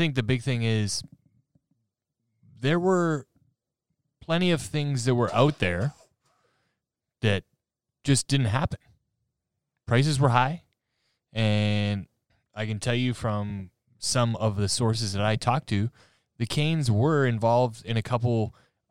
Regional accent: Canada; moved away; as a Canadian

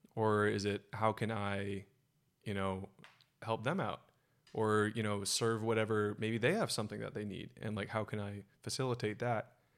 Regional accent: Silicon Valley, California, United States; born and raised in Silicon Valley

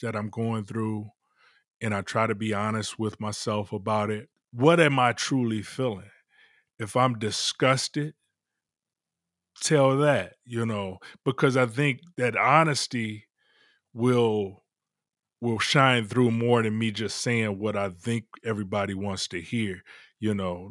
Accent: Detroit, Michigan, United States; I'm from Detroit originally

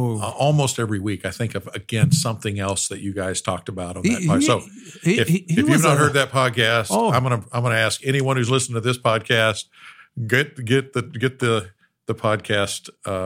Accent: Ada, Oklahoma, United States; I grew up in Ada, Oklahoma. my grandfather moved from Little Rock, Arkansas in 1952, moved to Bethany, Oklahoma

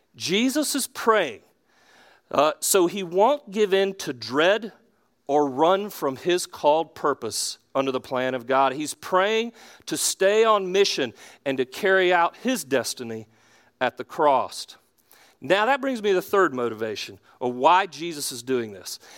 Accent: Charlotte, North Carolina, United States; I'm from Charlotte. I'm from South Charlotte originally

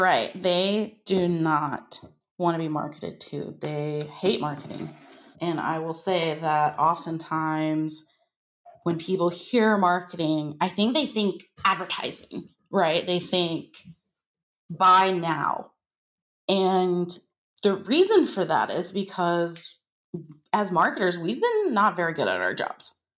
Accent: United States; I am from the United States.

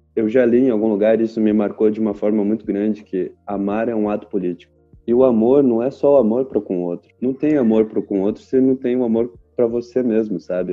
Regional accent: Brazil; somos brasileiros

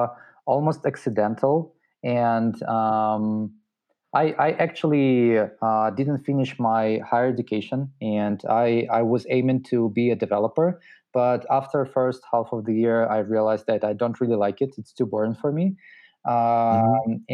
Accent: Russia; also born or lived in Moscow / St. Petersburg; I'm originally from Russia

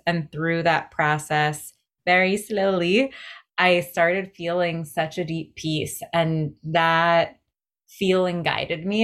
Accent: greater New York area, United States; as a millennial growing up in the greater New York area

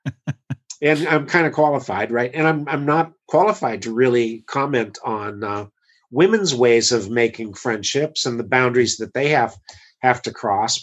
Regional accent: United States; as an American

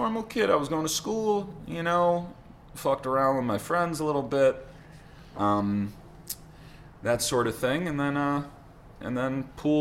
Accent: New York City, New York, United States; Born and raised in Manhattan.

